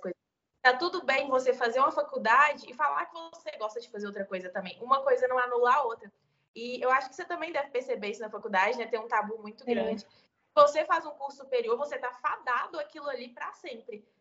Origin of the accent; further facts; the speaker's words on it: interior of Minas Gerais, Brazil; sou do interior de Minas Gerais